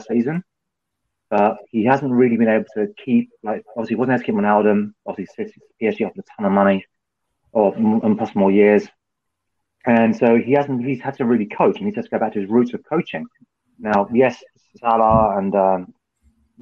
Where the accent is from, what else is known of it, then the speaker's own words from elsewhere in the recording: England, United Kingdom; I'm English